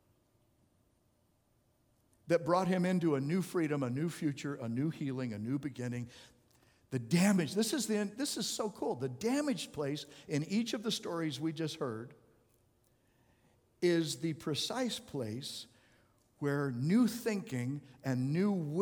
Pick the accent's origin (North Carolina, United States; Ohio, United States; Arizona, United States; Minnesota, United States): Arizona, United States; I grew up in Arizona